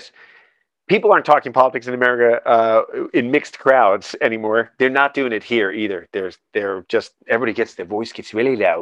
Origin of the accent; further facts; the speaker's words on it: United States; I'm an American